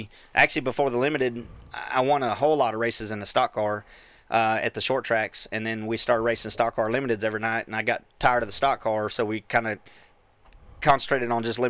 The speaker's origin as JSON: {"language": "English", "town": "Bakersfield", "region": "California", "country": "United States", "moved": "yes", "lives_now": "Texas, United States", "said": "I'm from Bakersfield, California."}